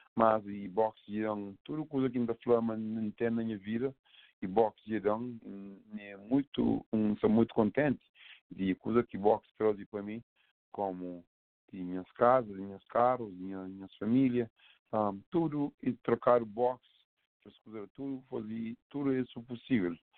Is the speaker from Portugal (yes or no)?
no; Assomada, Santiago, Cape Verde; now in Providence, United States; nasci, nasci na Cabo Verde, na Assomada